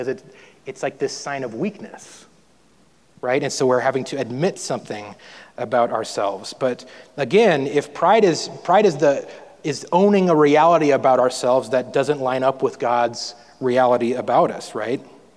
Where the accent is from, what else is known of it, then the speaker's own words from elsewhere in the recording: North Dakota, United States; I grew up in North Dakota, so we had a lot of snow for a long time every year